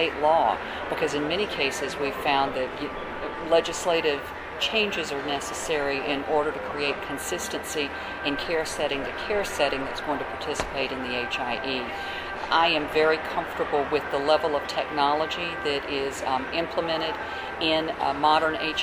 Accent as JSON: {"language": "English", "town": "Tampa", "region": "Florida", "country": "United States", "tie": "born or raised there", "said": "my hometown of Tampa"}